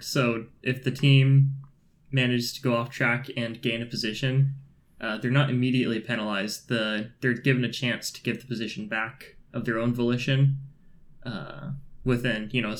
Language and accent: English; Klamath Falls, Oregon, United States; I go hard. Yeah, I'm from Klamath Falls. This is nothing.